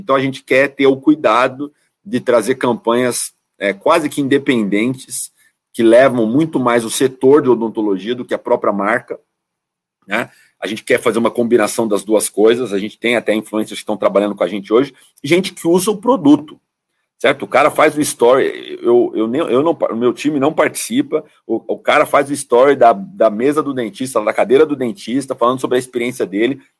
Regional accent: São Bernardo do Campo, São Paulo, Brazil; Sou de São Bernardo do Campo, né? A grande ABC, São Paulo

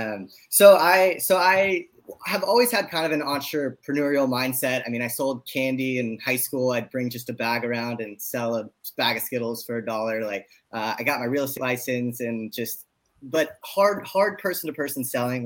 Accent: San Francisco, California, United States; now in Los Angeles, United States; I grew up in San Francisco. I live in Los Angeles

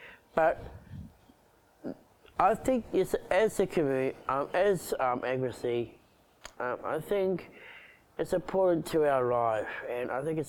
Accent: Uki / Wollongbar area, New South Wales, Australia; 35 years old and I'm an advocacy for disabilities. I grew up in Woonabah back in 1984. I go to Woonabah East Primary School. I go to Coolgardie Special School with all Down syndrome

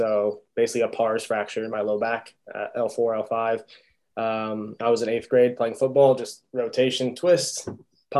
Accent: Illinois, United States; moved away as an adult; also born or lived in Atlanta; I wanted to get out of the Midwest. I'm from Illinois originally

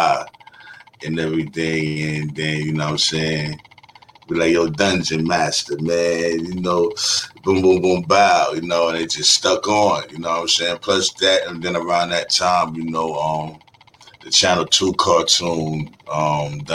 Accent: New York City, New York, United States; I came from Brooklyn, New York, you know what I'm saying? Born in Bed-Stuy

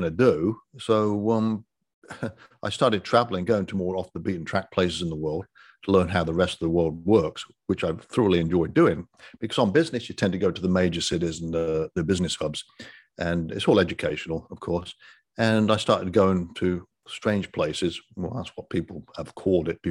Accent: Coventry, West Midlands, United Kingdom; moved away as an adult; now in Destin, United States; I have an accent because I was born and raised in Coventry, England

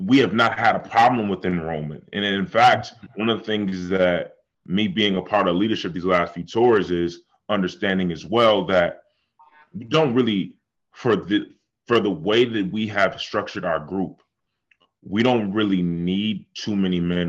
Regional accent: Buffalo, New York, United States; now in Atlanta, United States; I'm from Buffalo

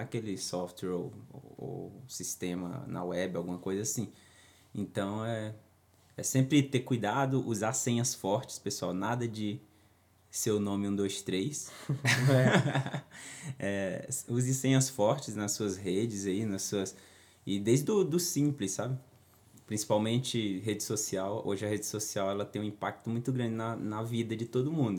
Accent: Tocantins, Brazil; esse aqui é da minha terra. Lá no Tocantins

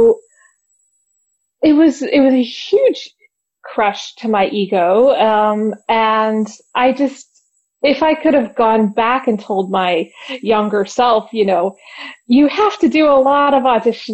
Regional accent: Virginia, United States; moved away; I'm from Virginia originally

